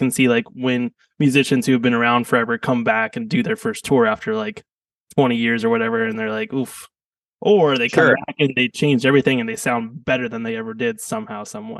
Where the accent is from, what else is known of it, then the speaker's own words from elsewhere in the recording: California, United States; when I was growing up in California